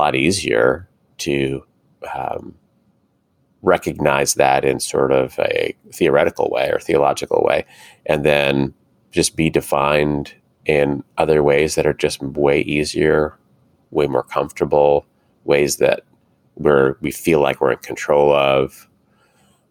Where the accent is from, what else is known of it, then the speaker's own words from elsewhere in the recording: United States; as American Christians